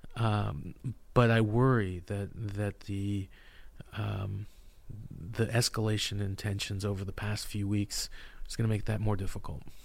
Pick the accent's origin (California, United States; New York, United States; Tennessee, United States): California, United States; I'm from California